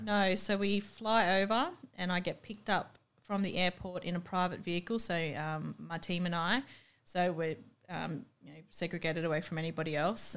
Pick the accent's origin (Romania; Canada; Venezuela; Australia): Australia; accent: really Aussie; my accent's apparently really Aussie